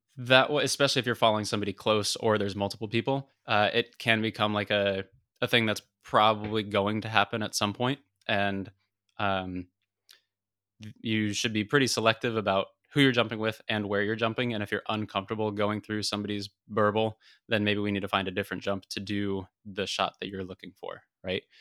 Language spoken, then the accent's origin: English; United States; as an American